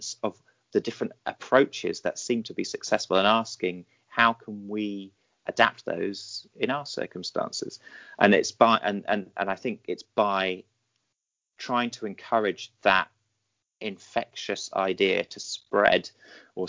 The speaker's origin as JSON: {"language": "English", "country": "United Kingdom", "said": "I'm British"}